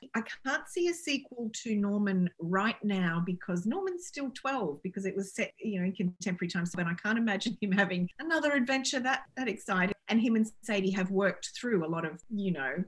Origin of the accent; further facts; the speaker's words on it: Australia; moved away as an adult; also born or lived in United Kingdom; I'm clearly Australian and I'm proud Australian, but I've lived between the two countries for a long time